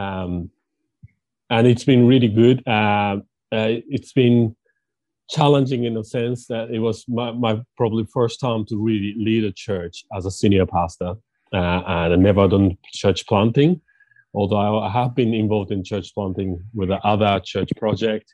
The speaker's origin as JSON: {"language": "English", "region": "Tokyo", "country": "Japan", "tie": "born or raised there", "said": "I'm from Japan, born in Japan, Tokyo."}